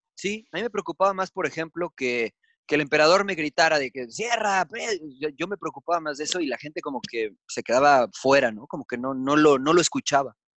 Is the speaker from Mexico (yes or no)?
yes; Mexico; accent: Mexican; se dieron cuenta de mi acento, se empezaron a poner un poquito agresivos porque mexicano